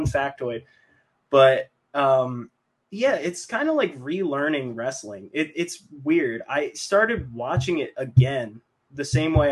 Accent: Mays Landing, New Jersey, United States; moved away as an adult; now in Philadelphia, United States; my hometown, which is same hometown as Draws, Maze Landing

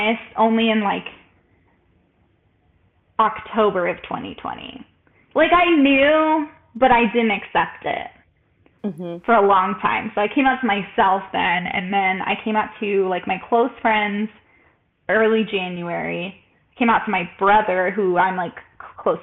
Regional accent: El Paso, Texas, United States; moved away as an adult; also born or lived in Baltimore, Maryland; I'm 25. I grew up in El Paso, Texas, and I lived in Baltimore for 5 years

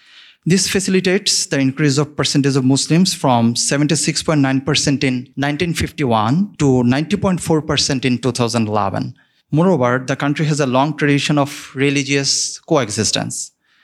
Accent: Bangladesh; from Bangladesh. Bangladesh, as you all know, is situated in Southeast Asia.

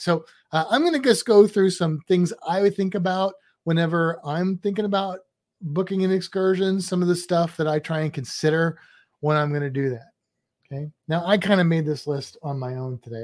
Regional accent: Midwest, United States; now in Florida, United States; we're both from the Midwest

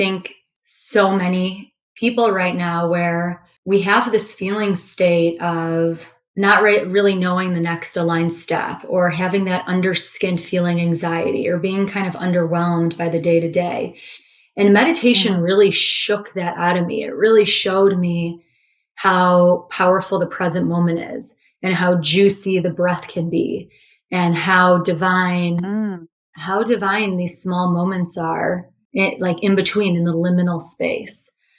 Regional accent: Chicago, Illinois, United States; I grew up in Chicago, studied business marketing in undergrad.

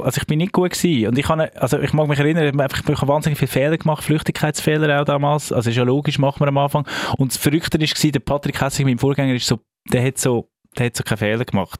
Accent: Zug, Switzerland; Radio Sunshine, das ist äh, der Zentralschweizer Sender, wo ich aufgewachsen bin, in Zug

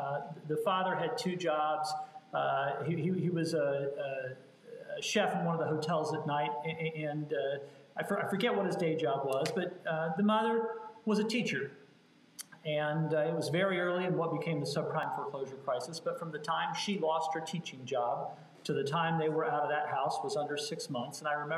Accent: Kansas City, Missouri, United States; when I was 15 and growing up in the Kansas City Northland.

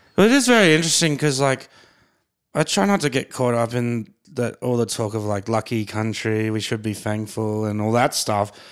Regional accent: Brisbane, Queensland, Australia; my hometown

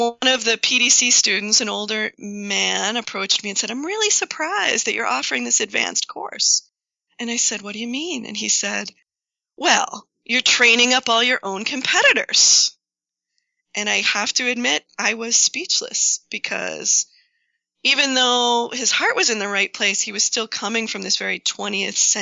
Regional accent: New England, United States; also born or lived in Washington; I grew up here in New England

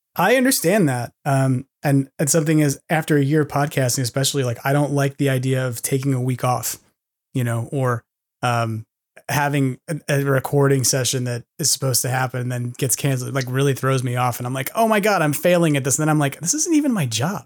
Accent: New York City, New York, United States; moved away; as a New Yorker who's always homesick

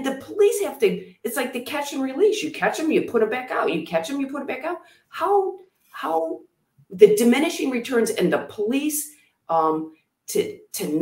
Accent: Oxford, Michigan, United States; we grew up in Oxford. Half of my life was spent in Oxford

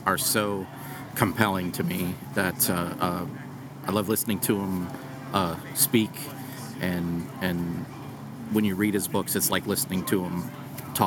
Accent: United States; American Christians

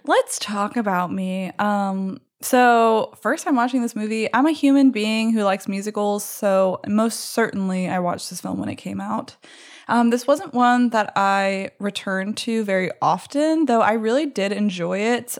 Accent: Baton Rouge, Louisiana, United States; also born or lived in New Orleans; This was filmed in my hometown, actually, at L S U.

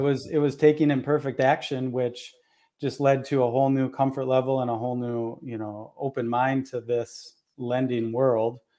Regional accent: Minnesota, United States; moved away; I'm in Minnesota, born and raised here, and then have lived in a bunch of other places and, and back here now

